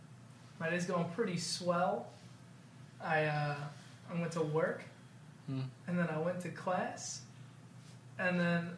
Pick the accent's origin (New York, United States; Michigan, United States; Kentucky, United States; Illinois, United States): Illinois, United States; Plainfield; I'm from Plainfield, Illinois